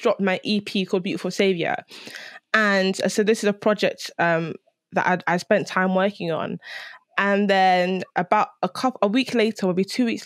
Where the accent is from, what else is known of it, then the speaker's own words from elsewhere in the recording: London, United Kingdom; growing up in London